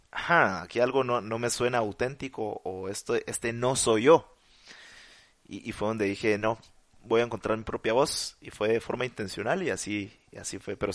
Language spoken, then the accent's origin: Spanish; Mexico; como Marcel, como otros mexicanos.